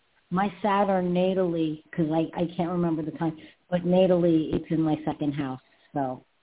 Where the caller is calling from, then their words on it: New York, United States; I'm calling in from New York.